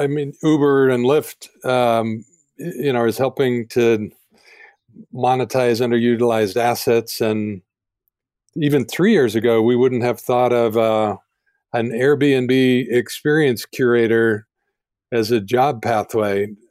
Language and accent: English; Denver, Colorado, United States; I grew up in Denver as well